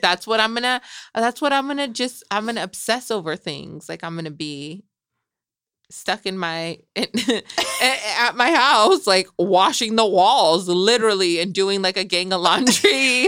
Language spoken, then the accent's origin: English; Salinas, California, United States; also born or lived in Michoacán, Mexico; we're here where we grew up in Salinas